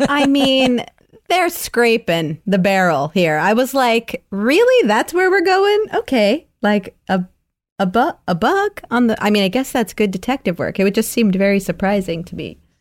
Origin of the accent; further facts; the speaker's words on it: New York City, New York, United States; accent: New York; I'm from Brooklyn